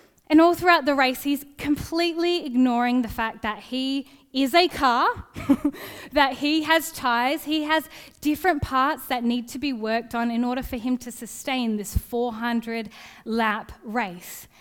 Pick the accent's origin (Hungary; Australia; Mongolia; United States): Australia; Gosnells, Western Australia; I grew up in Gosnells